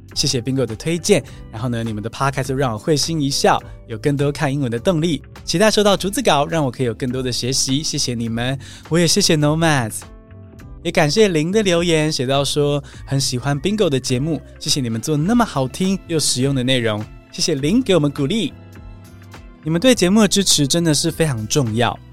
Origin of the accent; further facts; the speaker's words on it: Taiwan; 更多土生土长的台湾学生